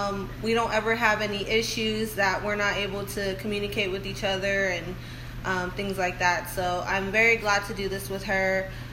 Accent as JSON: {"language": "English", "town": "Phoenix", "region": "Arizona", "country": "United States", "moved": "yes", "lives_now": "Austin, United States", "said": "I'm originally from Arizona. Phoenix, Arizona. And I moved here in 2009."}